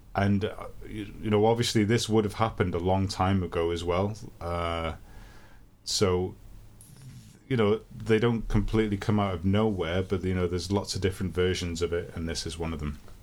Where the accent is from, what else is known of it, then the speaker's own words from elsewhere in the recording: Llandudno, Wales, United Kingdom; Llandudno, my hometown.